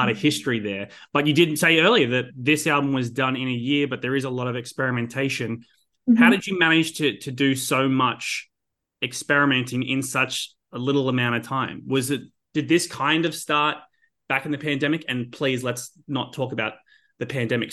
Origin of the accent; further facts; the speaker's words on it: Australia; asking as an Australian.